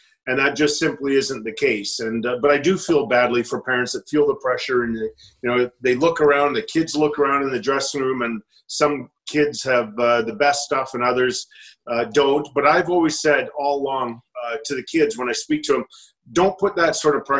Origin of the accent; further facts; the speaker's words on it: Edmonton, Alberta, Canada; a kid growing up in Elmwood, a little community in West Edmonton